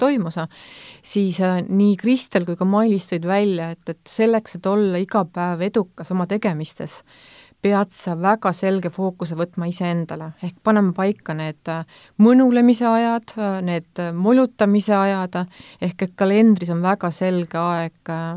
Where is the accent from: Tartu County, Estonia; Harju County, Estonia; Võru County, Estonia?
Võru County, Estonia; moved away; ma olen Võrumaalt pärit